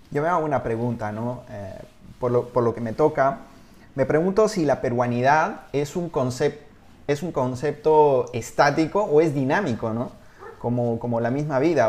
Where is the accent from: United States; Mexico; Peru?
Peru; moved away as an adult; also born or lived in Spain; te lo digo como peruano en el extranjero, cuando yo estuve viviendo en España hace, hace 20 años